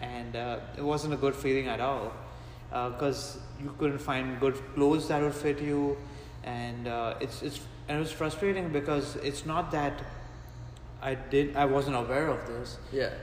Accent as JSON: {"language": "English", "town": "Mumbai", "region": "Maharashtra", "country": "India", "tie": "born or raised there", "also_born_or_lived": "Gujarat", "said": "my family comes from a state called Gujarat, but I grew up in a city called Mumbai"}